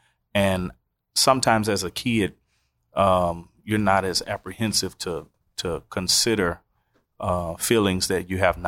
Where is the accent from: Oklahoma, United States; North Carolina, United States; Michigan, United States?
Oklahoma, United States; Oklahoma City; I'm originally from Oklahoma City, the great city of tornadoes and hailstorms.